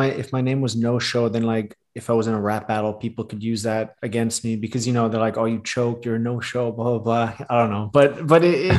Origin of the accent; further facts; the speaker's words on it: Thailand; moved away; growing up in Asia, in Thailand